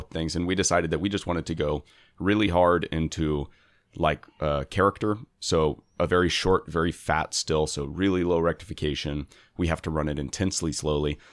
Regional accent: Houston, Texas, United States; moved away as an adult; now in Baltimore, United States; where I grew up in Houston

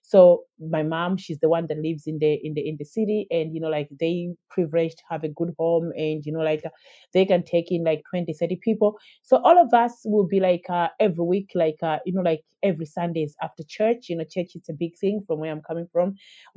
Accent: Malawi; moved away as an adult; now in Dublin, Ireland; growing up in Malawi, I had a very good upbringing and a very good start of my life, a very good childhood.

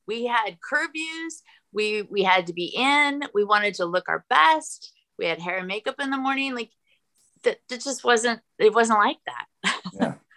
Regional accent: California, United States; moved away as an adult; also born or lived in Los Angeles, California; now in Austin, United States; I grew up skiing in Tahoe

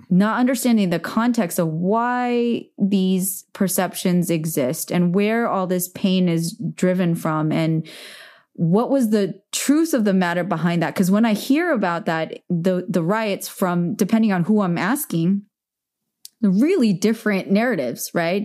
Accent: Bay Area, California, United States; now in Los Angeles, United States; I'm from the Bay Area

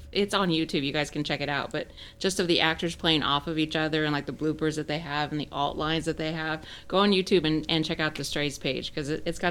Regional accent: New Mexico, United States; I grew up in New Mexico

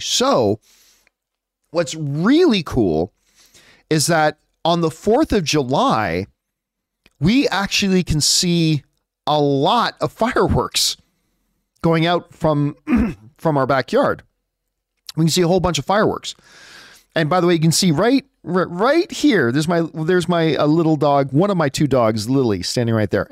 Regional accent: Canada; I am Canadian, right? I'm not American

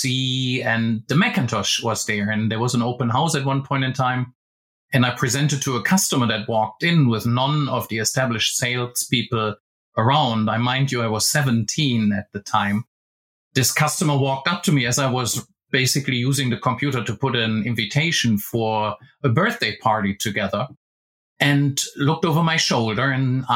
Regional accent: Germany; I originally joined an office equipment company in my hometown in Germany

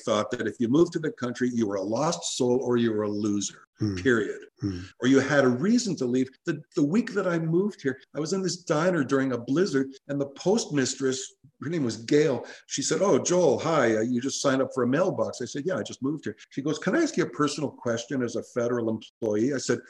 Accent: Toronto, Ontario, Canada; moved away as an adult; also born or lived in Walkerton, Ontario; I grew up in Forest Hill. I went to Forest Hill Collegiate like you did, and that's where we met. I went to Beth Zedek Hebrew School.

